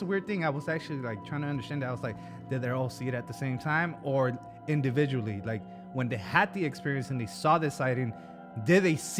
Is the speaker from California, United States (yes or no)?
no; West Virginia, United States; accent: West Virginian; this happened in Fine West Virginia. That's my accent.